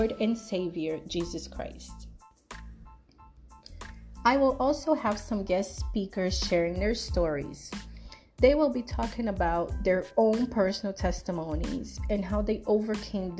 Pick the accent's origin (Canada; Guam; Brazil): Brazil; also born or lived in South Florida; now in Florida, United States; I was born in Brazil, but I currently reside in South Florida